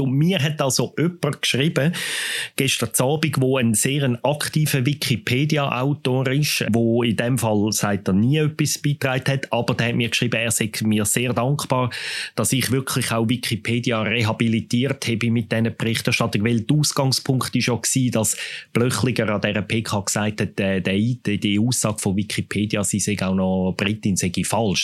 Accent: Switzerland; in unserem Land

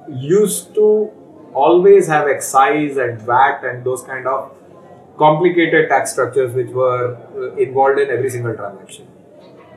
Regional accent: Faridabad, Haryana, India; I grew up in Faridabad, which is known as the manufacturing hub for the longest time in the country.

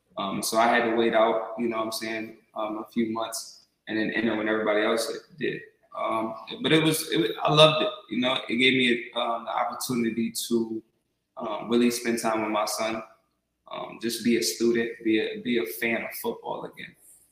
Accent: Delaware, United States; I come from the MEAC, so I'm from Delaware, and I come from a little different environment as far as game day goes

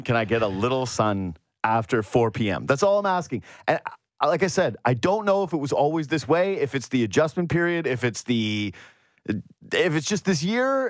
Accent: Whitehorse, Yukon, Canada; moved away; I'm from Whitehorse, Yukon, as some of you know, and many of you don't

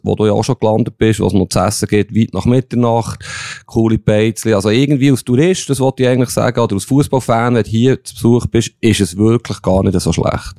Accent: Bern, Switzerland; aus Bern

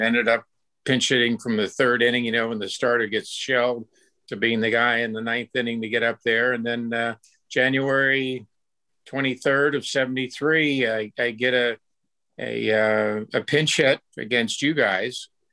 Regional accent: Tampa, Florida, United States; growing up in Tampa, Florida

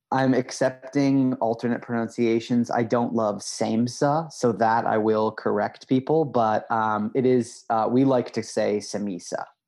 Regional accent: Midwest, United States; now in New York, United States; I'm from the Midwest

